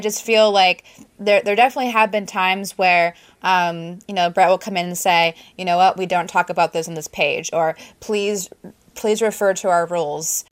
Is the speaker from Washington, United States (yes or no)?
yes; Prosser, Washington, United States; moved away; I grew up in th, this town, Prosser